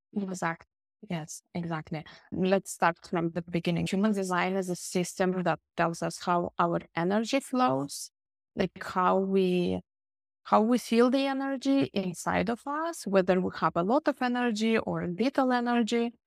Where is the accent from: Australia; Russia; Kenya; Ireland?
Russia; also born or lived in Barcelona, Spain; now in Finland; I was born originally in Russia, and then we moved to Finland long time ago